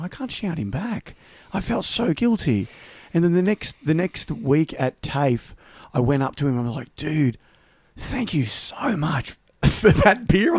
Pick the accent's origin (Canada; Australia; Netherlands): Australia; I am Australian, but I was 20.